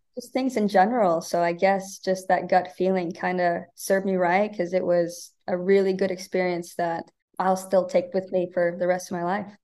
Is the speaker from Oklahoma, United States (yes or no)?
no; Omaha, Nebraska, United States; moved away as an adult; now in Bakersfield, United States; I'm from Omaha, Nebraska